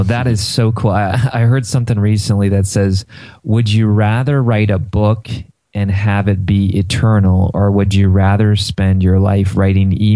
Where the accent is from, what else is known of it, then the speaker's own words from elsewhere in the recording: Ohio, United States; I'm from Ohio